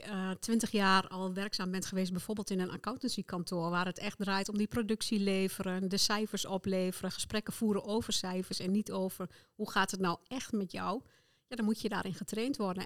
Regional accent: Netherlands; ik als Nederlander

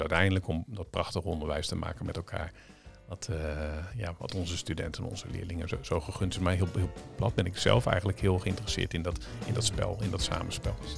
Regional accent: Zeeland, Netherlands; moved away; also born or lived in Vlissingen; ik kom uit Zeeland

